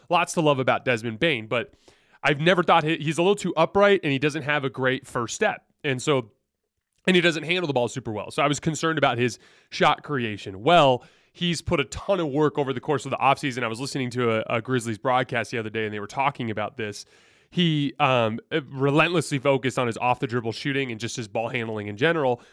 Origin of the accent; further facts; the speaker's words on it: Tucson, Arizona, United States; I'm from Tucson, so I follow the Wildcats closely